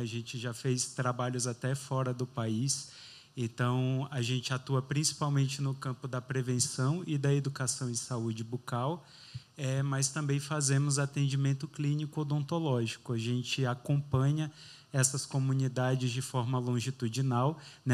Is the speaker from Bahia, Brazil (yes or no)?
yes; Itororó, Bahia, Brazil; moved away as an adult; now in São Paulo, Brazil; eu sou do interior da Bahia, né? eu sou de uma cidade bem pequenininha, 16 mil habitantes, chama Itororó, perto ali do sul da Bahia